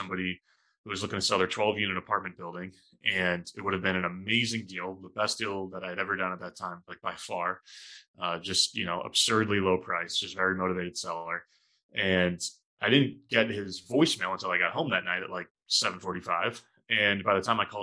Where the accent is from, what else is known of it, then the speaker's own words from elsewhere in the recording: New Hampshire, United States; moved away as an adult; now in Boston, United States; born and raised in New Hampshire, small town in southern New Hampshire